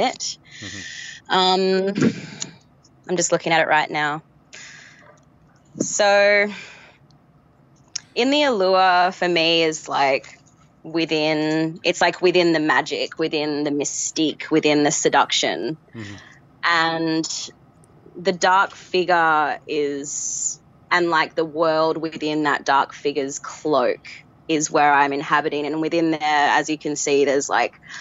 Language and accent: English; Australia; now in Perth, Australia; I grew up in Australia, so I was kind of disconnected from the culture there